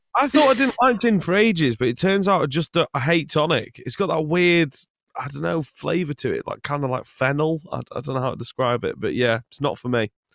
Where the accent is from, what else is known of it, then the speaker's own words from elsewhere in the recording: England, United Kingdom; also born or lived in Scotland; I was born in Scotland, but I lived most of my life in England